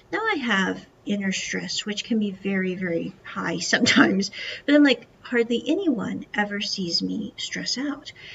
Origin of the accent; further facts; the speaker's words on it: United States; moved away as an adult; growing up in America was the fact that I was surrounded by people